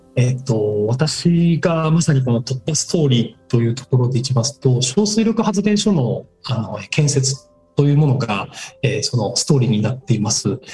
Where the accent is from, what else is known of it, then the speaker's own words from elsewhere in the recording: Takayama, Gifu, Japan; 自分の故郷を見返したらですね、日本一高山市というのは実は山林がすごく多い自治体